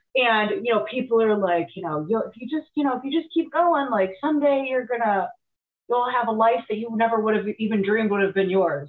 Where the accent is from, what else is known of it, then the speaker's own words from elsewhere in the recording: Cleveland, Ohio, United States; I went to high school in the area